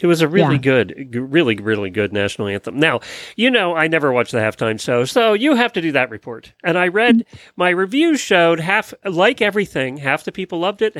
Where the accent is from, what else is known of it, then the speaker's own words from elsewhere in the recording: near Philadelphia, Pennsylvania, United States; now in Ocala, United States; I grew up near Philadelphia. You know, we were not too far from Philadelphia.